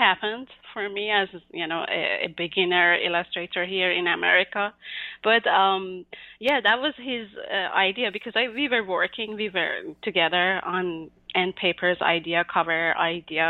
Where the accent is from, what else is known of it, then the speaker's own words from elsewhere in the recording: Mashhad, Razavi Khorasan, Iran; moved away as an adult; now in United States; I was born and raised in Mashhad, the second biggest city in Iran, and I moved to the United States in 2011